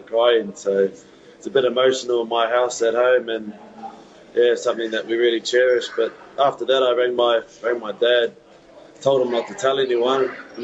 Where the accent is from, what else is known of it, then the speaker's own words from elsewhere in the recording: Manurewa, Auckland, New Zealand; being born and bred in Manurewa